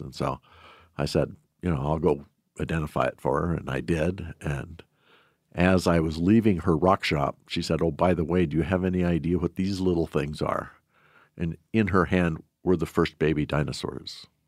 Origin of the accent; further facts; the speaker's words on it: Shelby, Montana, United States; I was born and raised in Shelby